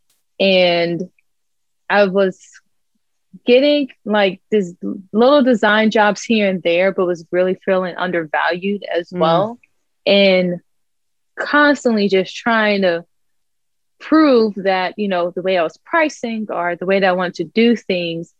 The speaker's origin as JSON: {"language": "English", "town": "Dayton", "region": "Ohio", "country": "United States", "moved": "yes", "lives_now": "West Palm Beach, United States", "said": "I'm in West Palm Beach, Florida. I'm originally from Dayton, Ohio. So Midwest girl, now living in sunny SoFlo, South Florida."}